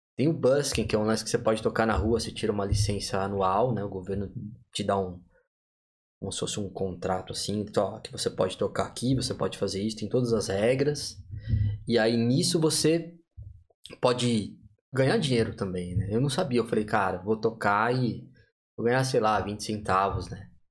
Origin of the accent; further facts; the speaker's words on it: São Paulo, Brazil; moved away; Vim de São Paulo, capital